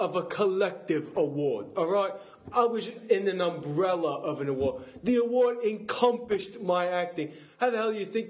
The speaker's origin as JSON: {"language": "English", "region": "Wales", "country": "United Kingdom", "tie": "born there", "said": "Yeah, I was birthed on a steel m"}